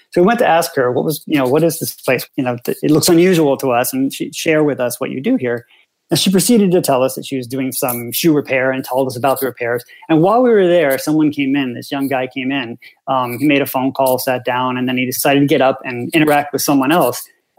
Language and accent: English; United States; which I'd never thought about because obviously I'm American